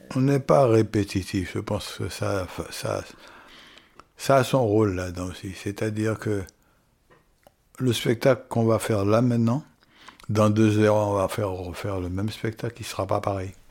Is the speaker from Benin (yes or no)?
no; French Guiana; moi, en tant que Guyanais